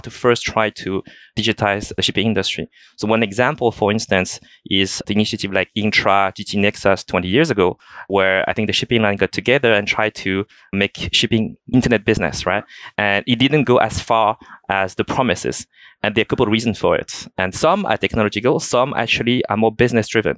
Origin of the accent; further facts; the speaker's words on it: France; accent: thick French; moved away as an adult; also born or lived in China / United States / Hong Kong; So I was born in China. I grew up in France, hereby a quite thick French accent